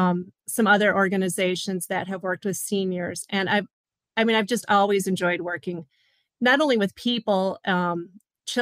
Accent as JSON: {"language": "English", "region": "Upper Michigan", "country": "United States", "tie": "born or raised there", "said": "originally born and raised in Upper Michigan"}